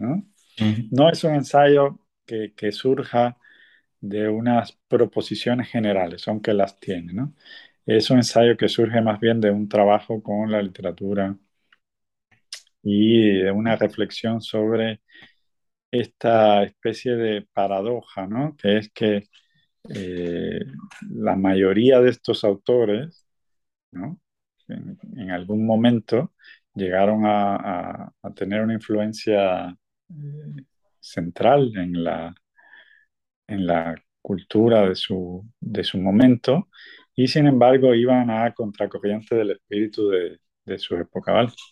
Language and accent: Spanish; Cuba; moved away as an adult; also born or lived in Mexico; now in Barcelona, Spain; yo me fui muy joven, muy joven de Cuba yo salí en 1991, viví ocho años en México